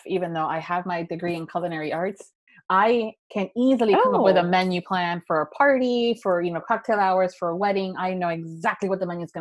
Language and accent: English; Florida, United States; I'm a born and raised Florida girl.